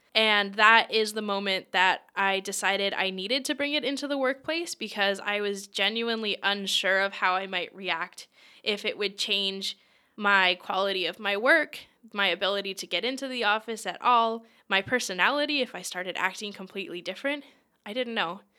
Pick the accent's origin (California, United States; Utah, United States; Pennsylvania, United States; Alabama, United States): Pennsylvania, United States; Lancaster; originally, I'm from Lancaster, Pennsylvania, and I did do a bunch of things growing up